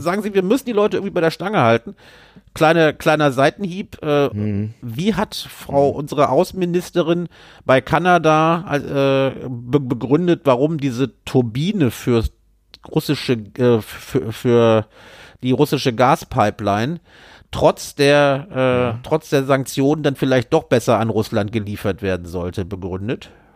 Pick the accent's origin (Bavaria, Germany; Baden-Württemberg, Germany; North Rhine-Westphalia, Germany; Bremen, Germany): North Rhine-Westphalia, Germany; Düsseldorf; meiner Heimatstadt Düsseldorf